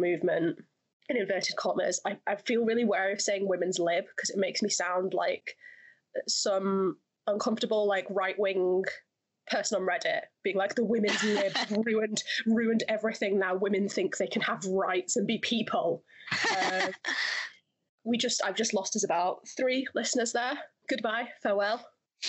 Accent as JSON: {"language": "English", "area": "Lancashire", "region": "North West England", "country": "United Kingdom", "tie": "born or raised there", "said": "I grew up in the Northwest. Northwest represent. Lancashire represent"}